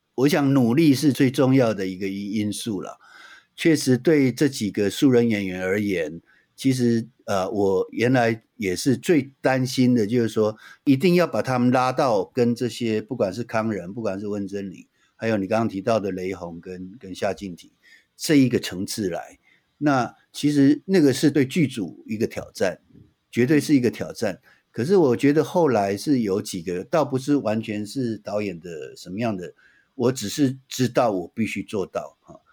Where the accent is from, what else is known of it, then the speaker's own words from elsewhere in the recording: Taiwan; 这个土地是我出生的地方，而且是我永远会在这里的